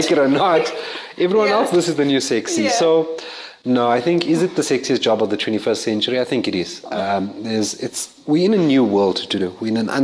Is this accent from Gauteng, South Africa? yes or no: yes; Johannesburg, Gauteng, South Africa; also born or lived in Lenasia; I'm a Joburg boy